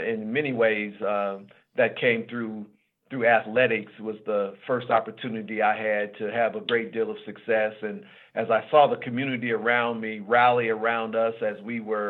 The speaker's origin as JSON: {"language": "English", "town": "Portland", "region": "Oregon", "country": "United States", "tie": "born or raised there", "said": "growing up in Portland, I'm 64 years old now, so I grew up during the Civil Rights Movement."}